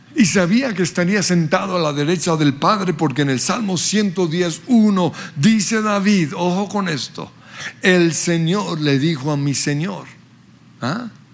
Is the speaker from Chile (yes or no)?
no; Colombia; also born or lived in Western Australia, Australia; aunque nací en Australia, soy colombiano de pura cepa